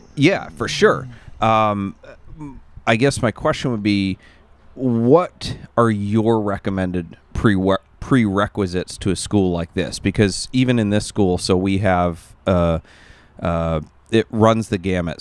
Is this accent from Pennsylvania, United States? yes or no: no; Maine, United States; moved away; Where I grew up in Maine